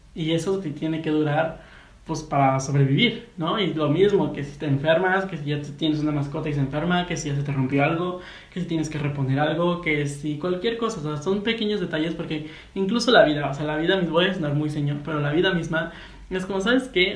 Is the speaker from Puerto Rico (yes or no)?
no; Mexico; yo soy de México.